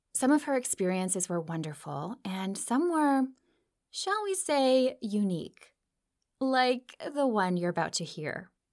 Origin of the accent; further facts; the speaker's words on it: Minnesota, United States; I grew up in the Midwest too, about a state over in Minnesota